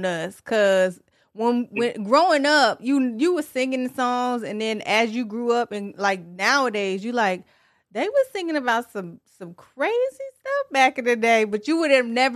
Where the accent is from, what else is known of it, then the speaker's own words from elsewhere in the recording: Tennessee, United States; also born or lived in Detroit, Michigan; I'm originally from Detroit, for one, and then for two, okay. I grew up in Tennessee